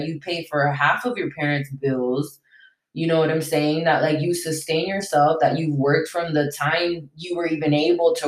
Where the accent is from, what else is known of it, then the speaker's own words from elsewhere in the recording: United States; English is a second language; also born or lived in Venezuela; I'm basically American because I grew up in America. I moved here when I was 6. That's why I don't have an accent